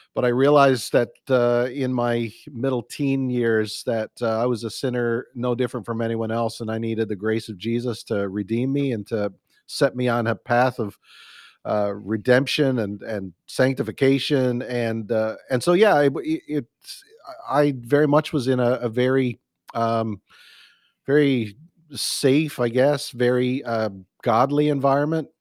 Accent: Newfoundland and Labrador, Canada; now in Burlington, Canada; I'm a Canadian boy. Grew up in the east east coast of Newfoundland, uh, or I'm Canada in Newfoundland. That's my uh, home province

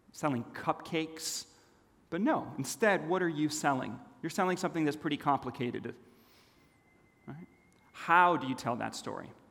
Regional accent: Los Angeles, California, United States; also born or lived in Switzerland; when I was nine years old, my family moved to a foreign land Los Angeles, California

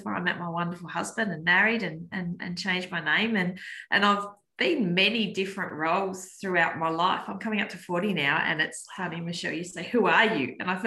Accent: Penguin, Tasmania, Australia; I grew up in Penguin, the wonderful little town of Penguin on the northwest coast

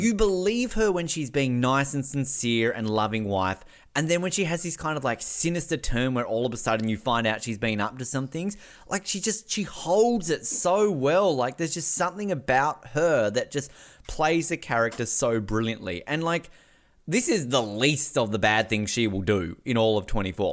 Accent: Australia; as an Australian

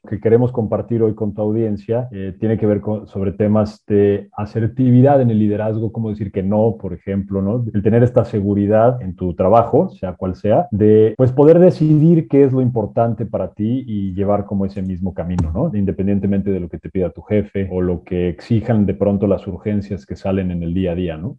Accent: Mexico; mi conocimiento como mexicano

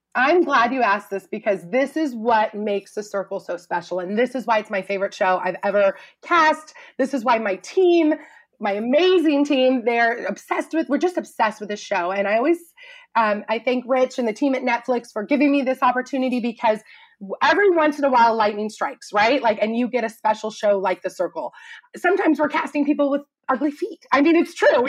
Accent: Truckee, California, United States; moved away as an adult; also born or lived in Chico, California / Los Angeles; my teeny little hometown, Truckee, California, up in Lake Tahoe

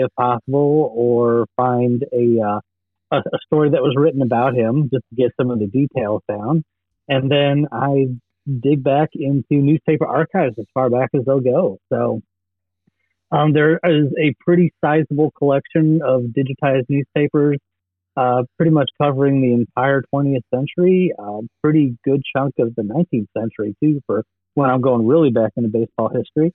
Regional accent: Chicago, Illinois, United States; I was growing up in Chicago in the '80s

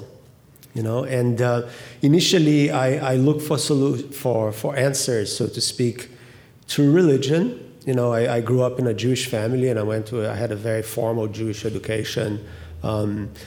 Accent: Rio de Janeiro, Brazil; moved away; I grew up in Rio in particular and right in front of the ocean.

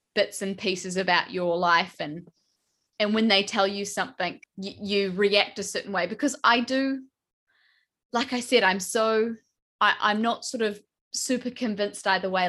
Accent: New Zealand; I'm from New Zealand

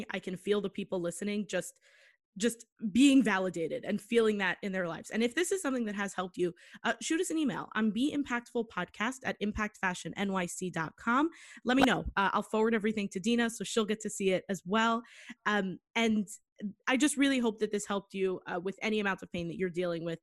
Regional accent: New York, United States; I'm such a New Yorker

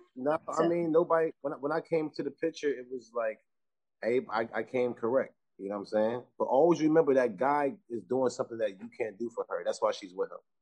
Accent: Linden, New Jersey, United States; also born or lived in Clinton; I grew up in Linden, New Jersey on 18th Street, you know what I'm saying? And then Clinton

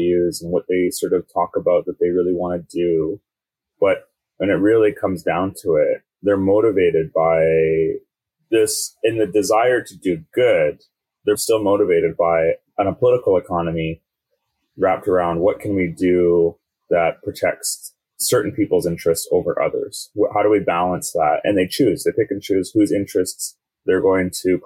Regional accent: North Shore, British Columbia, Canada; now in Vancouver, Canada; I grew up on the North Shore, now live in Vancouver.

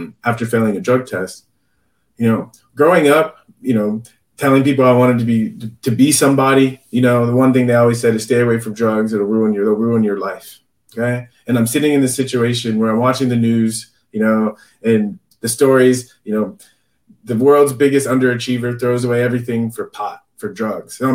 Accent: San Diego, California, United States; I grew up in San Diego

